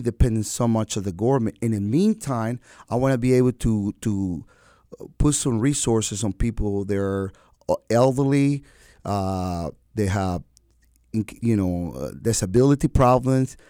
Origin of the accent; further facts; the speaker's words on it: Venezuela; moved away as an adult; now in Wilmington, United States; I am an American citizen by choice, Venezuelan